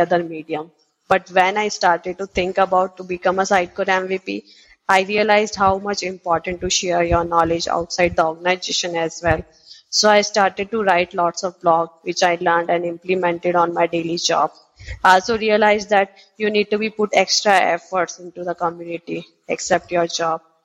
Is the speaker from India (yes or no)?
yes; Udaipur, Rajasthan, India; I'm basically from Udaipur, which is also known as the Lake City in India